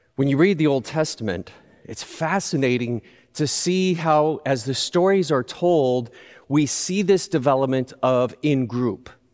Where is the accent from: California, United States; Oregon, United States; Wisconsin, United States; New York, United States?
California, United States; Southern; I grew up in Southern California